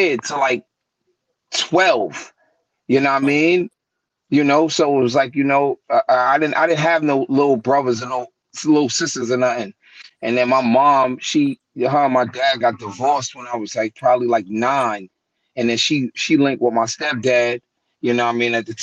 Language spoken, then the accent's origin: English; New York City, New York, United States; also born or lived in New Brighton, Staten Island; I'm from West Brighton. I'm from somewhere called the Markham Homes